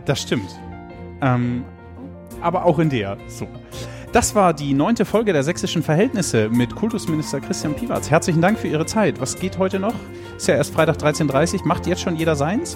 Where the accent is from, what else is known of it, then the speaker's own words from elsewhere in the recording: Germany; ich würde mein Heimatland nie mehr verlassen